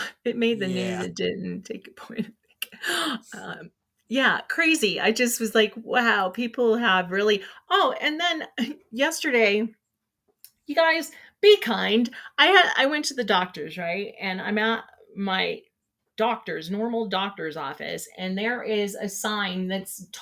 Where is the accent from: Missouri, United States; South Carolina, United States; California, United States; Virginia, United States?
California, United States; moved away; growing up in California